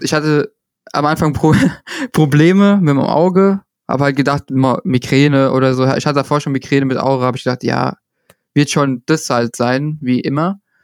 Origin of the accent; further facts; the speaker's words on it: Italy; ich komme auch noch aus Italien